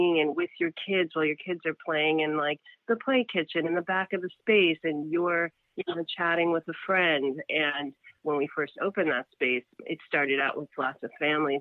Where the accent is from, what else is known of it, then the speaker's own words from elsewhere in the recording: New York City, New York, United States; also born or lived in Brooklyn; I grew up in Queens